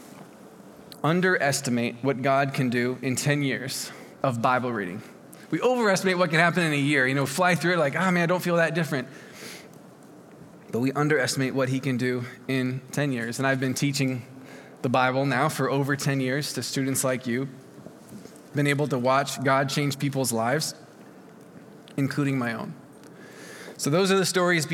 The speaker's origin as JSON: {"language": "English", "region": "Oregon", "country": "United States", "said": "I'm from Oregon"}